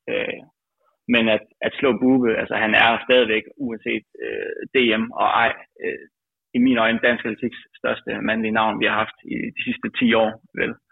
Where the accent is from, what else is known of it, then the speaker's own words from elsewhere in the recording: Aalborg, North Denmark Region, Denmark; now in Aarhus, Denmark; selvom jeg er Aalborg-dreng, jeg bor jo i Aarhus nu, øh, og træner i Aarhus.